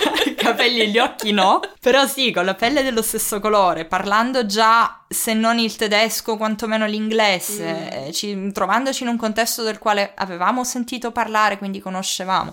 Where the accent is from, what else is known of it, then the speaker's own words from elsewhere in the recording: Sicily, Italy; moved away as an adult; now in Germany; sono siciliana di fatto sono nata qualche miglio più in là di quella mm. linea